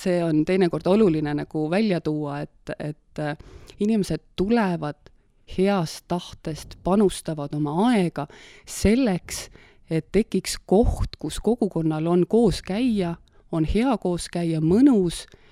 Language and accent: Estonian; Valga, Valga County, Estonia; also born or lived in Tartu; now in Meeri, Estonia; pärit olen ma üldse Valgast ja kooli ajal äh, läksin siis Tartusse õppima põllumajandusülikooli